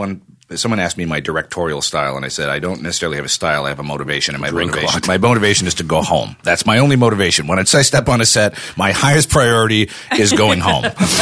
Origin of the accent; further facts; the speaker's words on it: Canada; now in United States; I'm going to go back to Canada